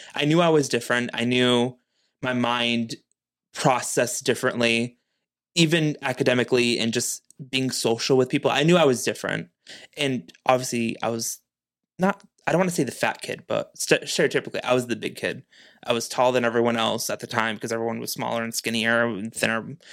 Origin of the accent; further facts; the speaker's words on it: New Bedford, Massachusetts, United States; me being born and raised in New Bedford